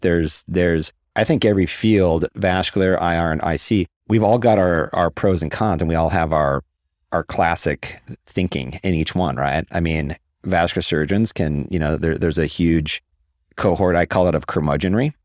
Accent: Minneapolis, Minnesota, United States; moved away as an adult; also born or lived in Iowa; I'm originally from Minneapolis

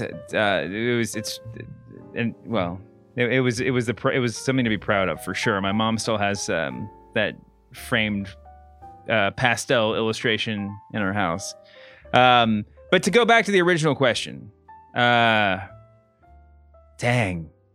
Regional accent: Louisville, Kentucky, United States; also born or lived in North Carolina; I was born and raised in Louisville, Kentucky

